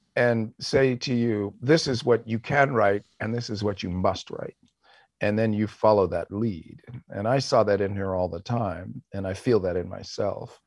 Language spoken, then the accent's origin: English; West Coast, United States; we were both American leftists of the West Coast variety